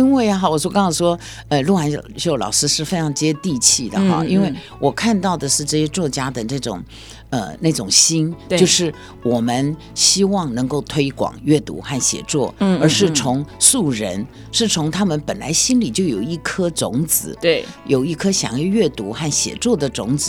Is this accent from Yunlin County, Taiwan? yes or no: no; Taichung, Taiwan; moved away; also born or lived in Taipei; 这是我的家乡。